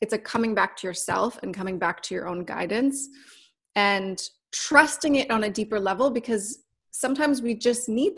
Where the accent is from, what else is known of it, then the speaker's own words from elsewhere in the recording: Canada; now in Los Angeles, United States; I'm Canadian, so I'm not even from here